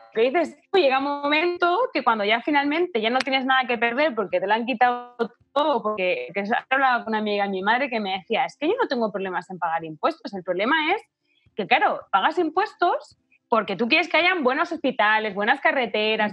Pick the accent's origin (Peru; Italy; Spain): Spain; moved away as an adult; now in Chile; yo por ejemplo que soy española